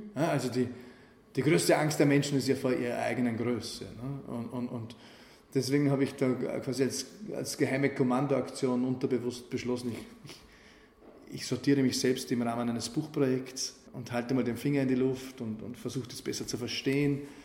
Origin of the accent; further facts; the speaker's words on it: Wald am Arlberg, Vorarlberg, Austria; moved away as an adult; ich komme aus der Provinz und da, da habe ich halt Dinge erlebt, die waren wild. Ne? Für den Bergbauernbuben aus Waldermalberg